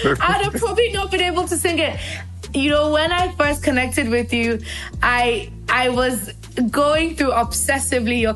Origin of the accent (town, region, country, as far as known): Nigeria